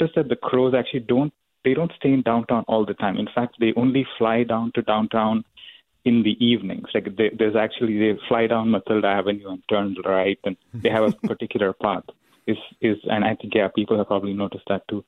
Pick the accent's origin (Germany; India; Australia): India; now in Sunnyvale, United States; I'm originally from India